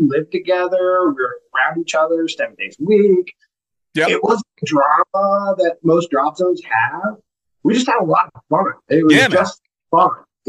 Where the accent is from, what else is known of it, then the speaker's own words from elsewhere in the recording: Springfield, Missouri, United States; I'm from Springfield, Missouri, originally